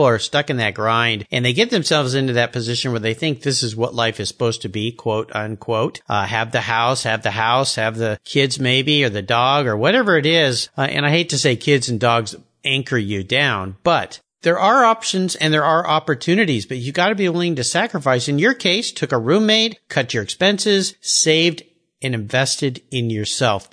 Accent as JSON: {"language": "English", "region": "Southern California", "country": "United States", "tie": "born or raised there", "said": "I grew up in Southern California myself"}